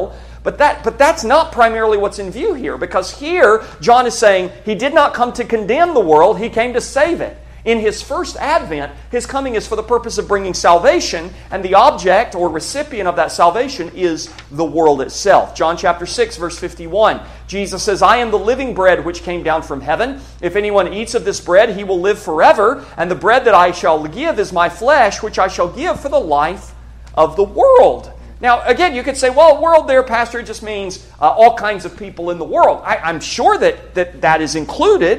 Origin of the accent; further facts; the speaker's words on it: United States; American Christians